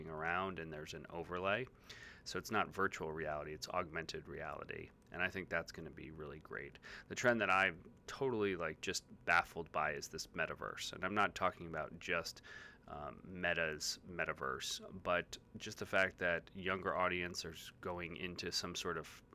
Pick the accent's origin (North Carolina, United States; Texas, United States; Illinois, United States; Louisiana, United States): Illinois, United States; Chicago; my local market as a Chicagoan